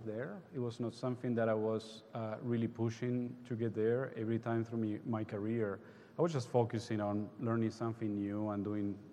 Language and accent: English; Uruguay; moved away; I was raised and born in Uruguay